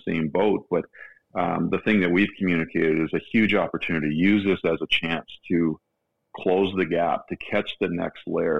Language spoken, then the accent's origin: English; Canada; growing up in Canada, I was a hockey player